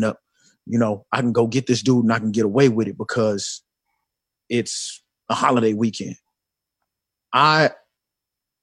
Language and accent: English; Chicago, Illinois, United States; I'm from Chicago